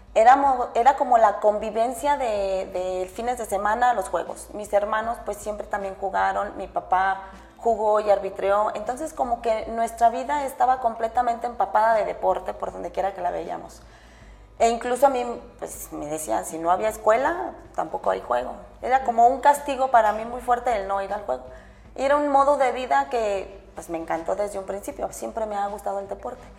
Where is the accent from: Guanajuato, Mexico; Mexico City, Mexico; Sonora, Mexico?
Guanajuato, Mexico; Irapuato; en Irapuato es de donde yo soy